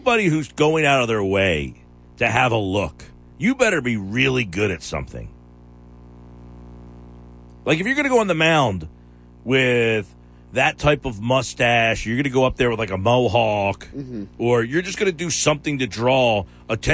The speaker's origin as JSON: {"language": "English", "town": "Margate City", "region": "New Jersey", "country": "United States", "tie": "born or raised there", "also_born_or_lived": "Ventnor City, New Jersey", "said": "I grew up in Margate when I was a youngster, Ventnor. I lived on the island."}